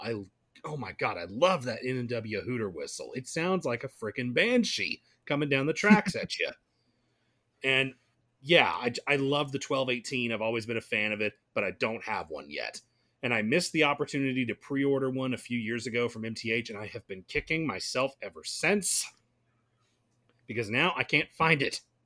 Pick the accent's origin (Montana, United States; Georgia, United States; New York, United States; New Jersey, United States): Georgia, United States; Gainesville; my hometown of Gainesville is just on, on that same route